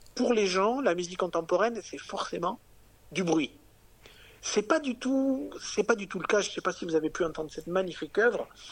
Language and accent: French; Capvern, Occitania, France; also born or lived in Tarbes / Paris; je viens quand même euh, des Hautes-Pyrénées, je viens d'un petit village